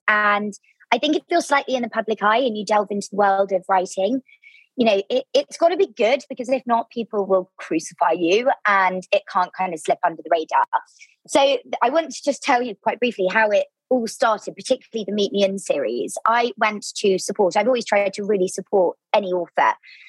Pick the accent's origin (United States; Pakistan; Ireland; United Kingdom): United Kingdom; Devon, South West England; moved away as an adult; also born or lived in London / Bristol; So I grew up in Devon in the southwest of the UK, which is so beautiful and been a huge inspiration for my new book, I might add. So I grew up there, kind of small town, seaside vibes, and I just had this obsession with living in London.